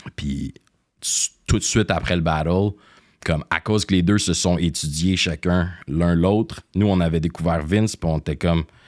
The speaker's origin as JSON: {"language": "French", "town": "Greenfield Park", "region": "Quebec", "country": "Canada", "tie": "born or raised there", "also_born_or_lived": "Montreal", "said": "je suis né à Montréal, au Jewish, mais euh, j'ai grandi, euh, ça rive sud, rive à sud. Greenfield Park"}